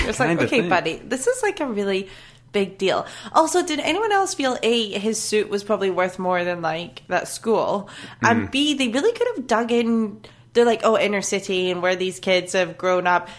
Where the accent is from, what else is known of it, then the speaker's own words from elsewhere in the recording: Scotland, United Kingdom; I'm Scottish